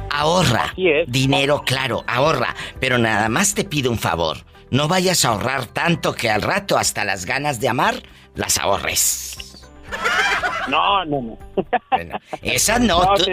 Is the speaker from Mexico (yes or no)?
yes; Matamoros, Tamaulipas, Mexico; bueno, yo soy de Matamoros, Tamaulipas, y Nuevo León es igual, mucho calor.